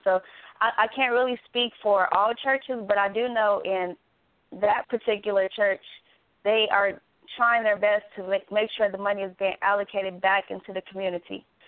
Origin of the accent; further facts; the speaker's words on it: Gary, Indiana, United States; now in Dallas, United States; I'm originally from Indiana, which I'm from Gary, Indiana